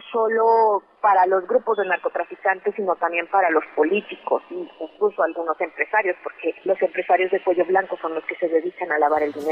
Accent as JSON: {"language": "Spanish", "country": "Mexico", "said": "yo soy mexicana"}